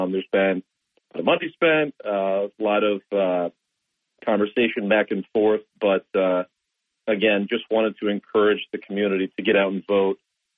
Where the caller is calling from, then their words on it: Binghamton, New York, United States; Hey, Bob. This is … from Binghamton.